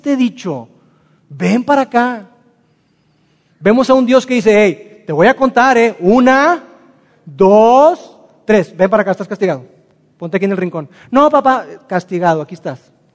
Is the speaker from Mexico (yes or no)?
yes; Mexico; Nosotros como mexicanos